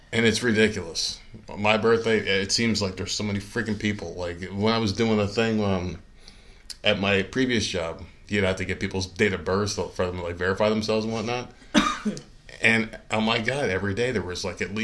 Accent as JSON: {"language": "English", "region": "New Jersey", "country": "United States", "said": "I come from New Jersey and we have Rutgers"}